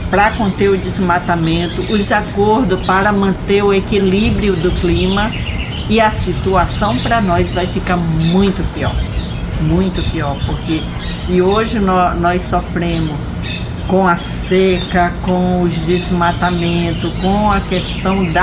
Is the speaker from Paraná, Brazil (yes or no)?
no; Rondônia, Brazil; Então, eu sou de Rondônia